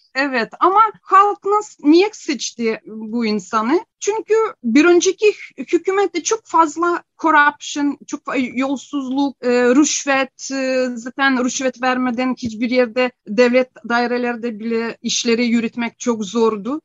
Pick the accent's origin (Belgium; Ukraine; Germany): Ukraine; born or raised there; first language Ukrainian; Turkish is a second language; moved away as an adult; now in Turkey